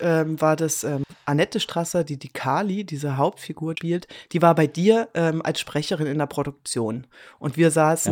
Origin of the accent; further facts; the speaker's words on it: Leipzig, Saxony, Germany; also born or lived in Basel; now in Switzerland; Bin äh, geboren in Leipzig